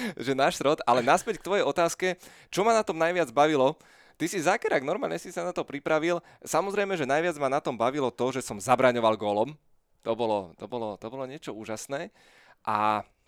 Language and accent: Slovak; Bratislava, Bratislava Region, Slovakia; ja som bol úplne také tradičné petržalské dieťa